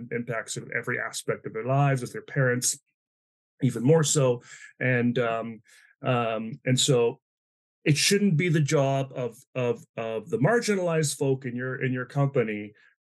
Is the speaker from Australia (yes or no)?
no; East Coast, Atlantic Canada, Canada; moved away as an adult; also born or lived in Vancouver; I grew up in the East Coast in Atlanta, Canada